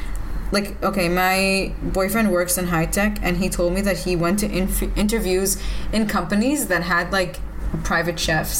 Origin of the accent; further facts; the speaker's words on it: United States; now in Israel; when I first made Aliyah, so growing up in the States